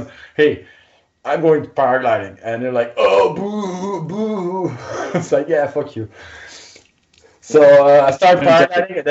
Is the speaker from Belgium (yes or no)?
yes; Belgium; I'm a pilot from Belgium